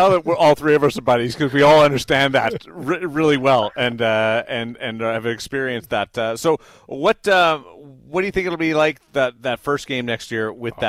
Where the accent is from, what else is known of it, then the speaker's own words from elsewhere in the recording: Canada; So Eliot makes fun of me because as a Canadian, I call it the sweater patch.